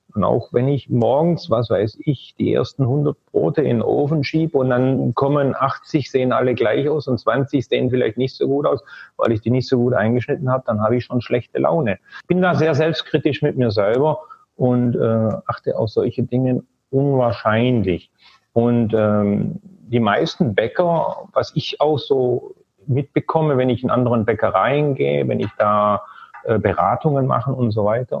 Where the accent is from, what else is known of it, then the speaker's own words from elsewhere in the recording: Germany; moved away as an adult; ich bin ja auch in Deutschland groß geworden